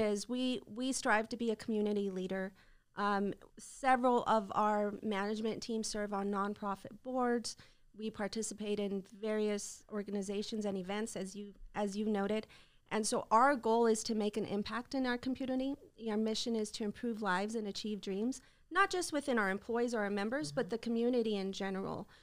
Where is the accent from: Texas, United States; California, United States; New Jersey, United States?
Texas, United States; El Paso; Well, I grew up in El Paso. You know, I'm kinda homegrown